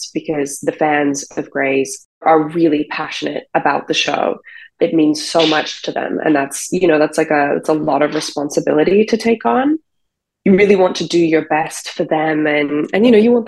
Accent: Australia; now in United States; I'm on a visa because I'm Australian

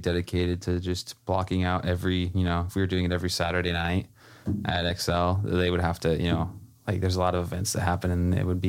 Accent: Washington, United States; also born or lived in Salinas, California; now in Marina, United States; I'm from Washington. I moved to Salinas, lived there for about a year.

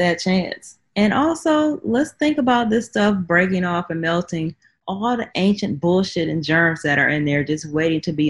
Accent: Midwest, United States; I grew up in the Midwest, so I'm used to seeing tornadoes

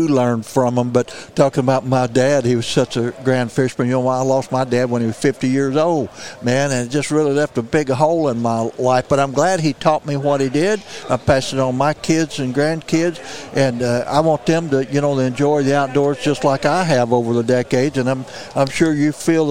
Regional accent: the Bootheel, Missouri, United States; I came from the Boot Hill

